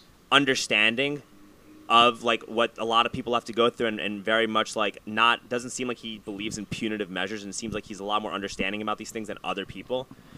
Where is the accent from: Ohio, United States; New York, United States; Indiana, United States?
New York, United States; New York City; I grew up in New York City.